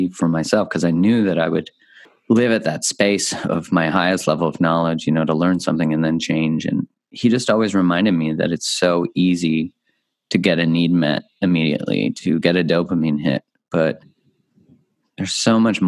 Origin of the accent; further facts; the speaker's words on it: Canada; I grew up in Canada